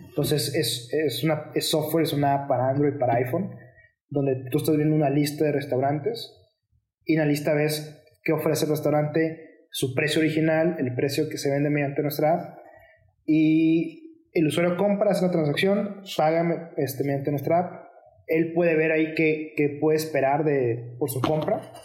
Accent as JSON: {"language": "Spanish", "country": "Mexico", "said": "dos de los miembros somos mexicanos"}